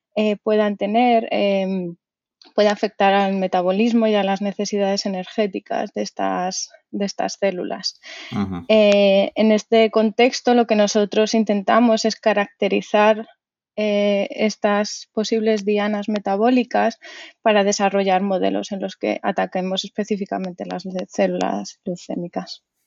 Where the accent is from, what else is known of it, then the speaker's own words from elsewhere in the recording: Madrid, Community of Madrid, Spain; moved away as an adult; now in New Brunswick, United States; yo soy de Madrid